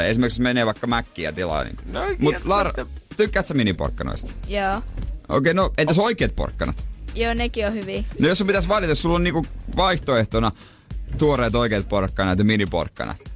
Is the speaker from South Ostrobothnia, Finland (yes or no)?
yes; Seinäjoki, South Ostrobothnia, Finland; No meillä, kun mä oon Seinäjoelta, niin siellä nyt ei ole niin iso joukko